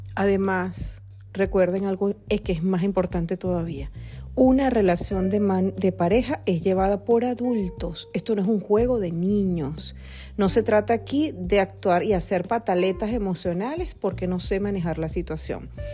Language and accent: Spanish; Venezuela; nosotros somos venezolanos